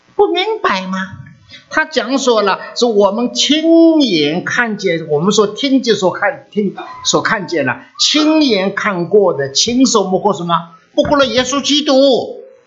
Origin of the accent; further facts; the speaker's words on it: China; now in United States; 我们已经离开了中国的国度了，来到美国的国度里头活着了